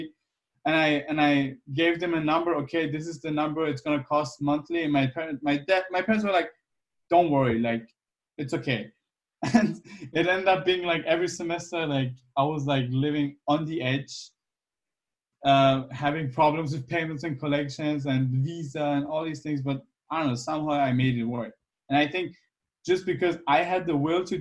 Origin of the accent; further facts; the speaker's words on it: Germany; English is a second language; moved away as an adult; also born or lived in Iran / United States; where I grew up in Germany